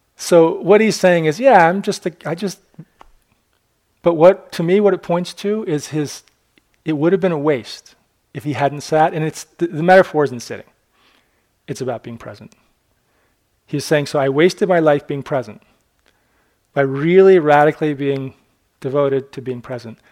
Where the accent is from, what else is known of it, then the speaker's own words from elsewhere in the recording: Newburyport, Massachusetts, United States; Newburyport, my, kind of my hometown